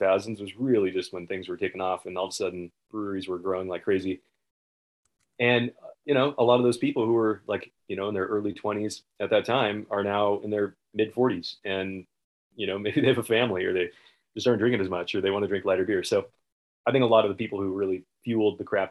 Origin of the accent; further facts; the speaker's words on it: the Northwest, Pacific Northwest, United States; moved away; I grew up in the Northwest.